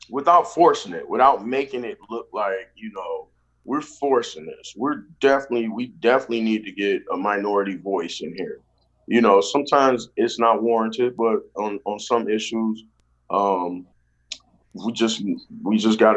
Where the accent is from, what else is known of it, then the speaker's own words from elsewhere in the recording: Saginaw, Michigan, United States; So I um I, I, I grew